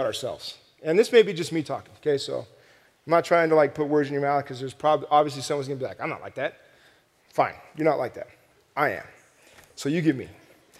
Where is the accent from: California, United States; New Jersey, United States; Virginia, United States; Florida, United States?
California, United States; Southern; I'm from Southern California